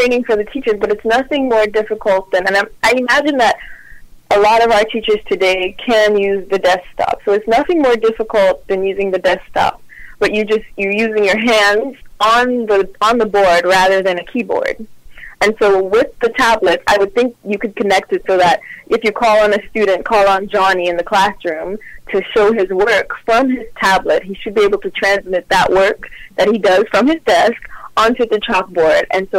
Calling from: Houston, Texas, United States; I'm calling from Houston, Texas.

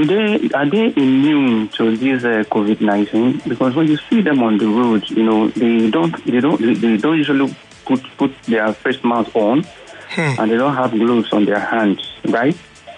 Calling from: Ogun State, Nigeria; from Ogun State.

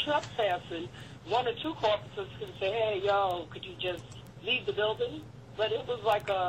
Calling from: New Jersey, United States; I'm calling from New Jersey.

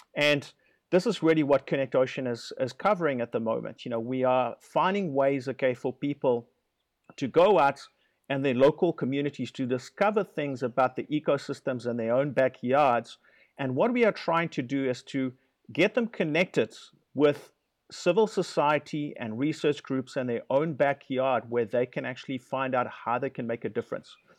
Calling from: Guanacaste, Costa Rica; I am calling you from Guanacaste, uh, which is the northernmost province in Costa Rica

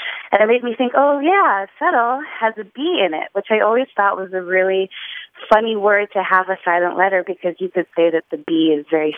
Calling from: New Orleans, Louisiana, United States; Hi, this is …. I'm calling from New Orleans.

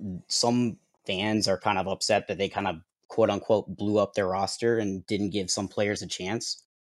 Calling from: Jensen Beach, Florida, United States; I am calling from Jensen Beach, Florida.

